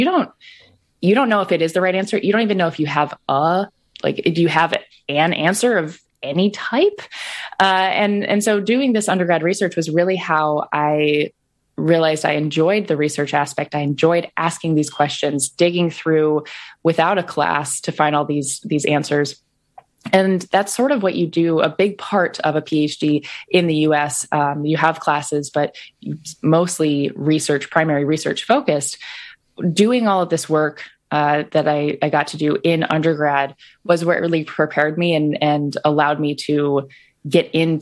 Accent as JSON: {"language": "English", "region": "Iowa", "country": "United States", "tie": "born or raised there", "said": "I grew up in Iowa"}